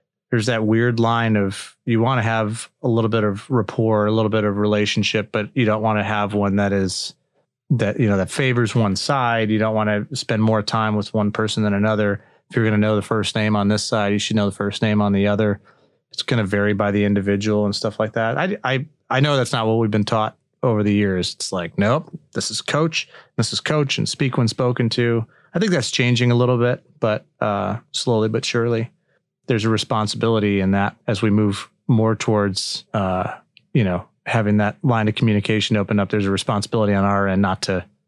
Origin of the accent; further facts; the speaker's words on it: Chicago, Illinois, United States; I'm from the Chicago area.